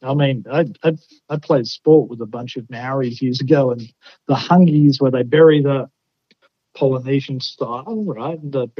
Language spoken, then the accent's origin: English; Australia; So I grew up in a little coastal town, right, about 15,000 people. So a little country town about the size of Mountain Home. It was on Bass Strait, which is one of the roughest pieces of wate